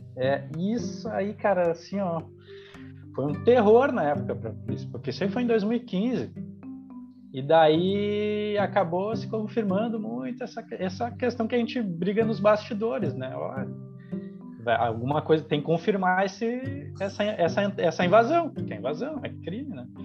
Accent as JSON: {"language": "Portuguese", "town": "Canoas", "region": "Rio Grande do Sul", "country": "Brazil", "tie": "born or raised there", "said": "eu cresci em Canoas"}